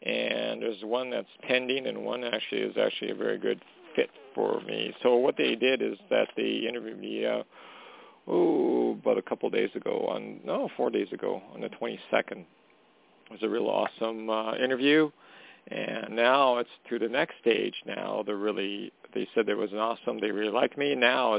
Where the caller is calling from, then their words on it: Canada; calling from Canada.